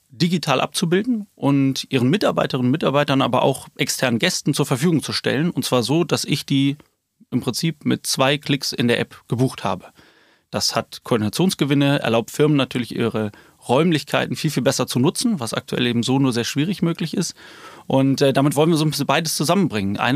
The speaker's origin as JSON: {"language": "German", "region": "Rhineland", "country": "Germany", "said": "gut, ich komme hier aus dem Rheinland, also erstmal Hashtag Rheinland, glaube ich."}